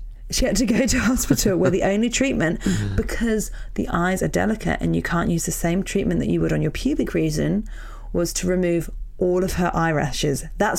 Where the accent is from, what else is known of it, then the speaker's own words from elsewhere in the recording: Wakefield, Yorkshire and the Humber, United Kingdom; I'm a hairstylist from Wakefield.